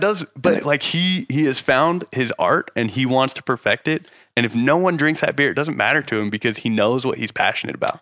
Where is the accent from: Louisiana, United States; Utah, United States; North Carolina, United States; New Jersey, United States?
Utah, United States; moved away as an adult; also born or lived in San Diego; Growing up in Utah